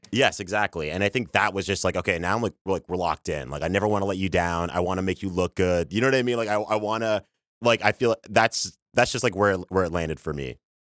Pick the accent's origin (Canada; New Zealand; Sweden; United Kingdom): Canada; Toronto, Ontario; now in New York, United States; You can't hear it in my, in my voice or my accent, but I'm from Canada. I'm from Toronto